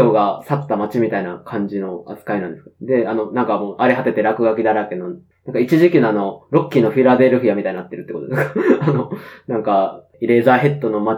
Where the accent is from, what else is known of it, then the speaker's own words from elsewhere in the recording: Osaka, Japan; 大阪人としては。